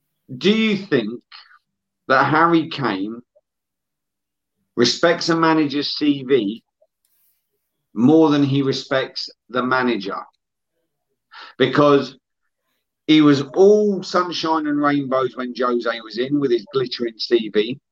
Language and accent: English; Helensburgh, Scotland, United Kingdom; I'm originally from Helensburgh, mate. About 40 minutes west.